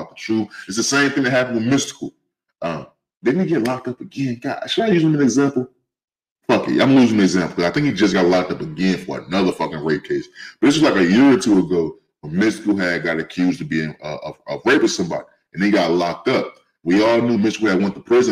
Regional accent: St. Louis, Missouri, United States; also born or lived in California; now in Avondale, United States; I'm from St. Louis, from Cali, but raised in St. Louis

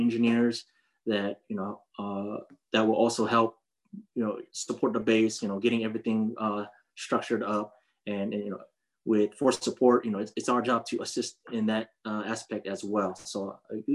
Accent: Fort Hood, Texas, United States; moved away; also born or lived in San Diego, California; I was born in Fort Hood, Texas. But I call San Diego, California as my home, as where all my family is right now. And so I'll just say I have two places, but my real home is Fort Hood, Texas.

